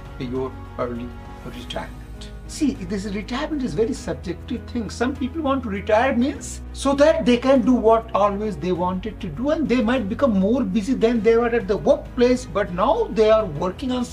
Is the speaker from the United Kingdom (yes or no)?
no; India; I come from India